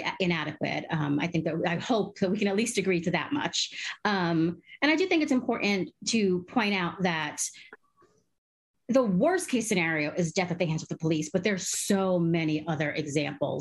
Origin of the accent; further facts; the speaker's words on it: Caracas, Capital District, Venezuela; moved away; I'm also a Venezuelan. I was born in Caracas, Venezuela, and my country